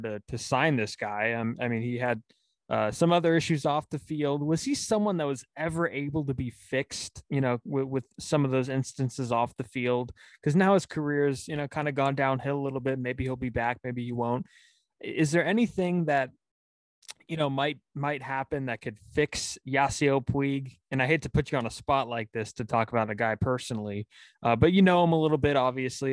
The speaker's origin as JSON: {"language": "English", "town": "Pacifica", "region": "California", "country": "United States", "tie": "born or raised there", "said": "someone from my hometown was also in that draft the uh, pacifica legend"}